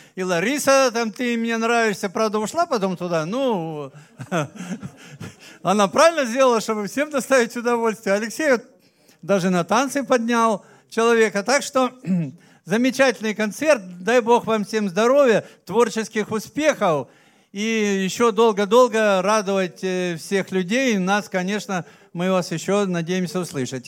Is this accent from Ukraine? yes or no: no; Abkhazia, Georgia; now in Krasnodar Krai, Russia; я родился в Абхазии